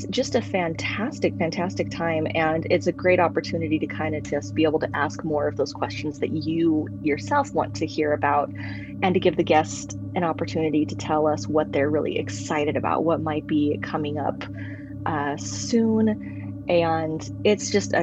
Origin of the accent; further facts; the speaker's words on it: Utah, United States; I am from Utah